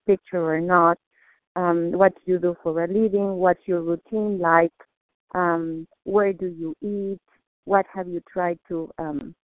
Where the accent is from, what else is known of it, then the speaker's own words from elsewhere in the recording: Mexico; English is a second language; moved away; I'm Mexican. I was born in Mexico. English is not my first language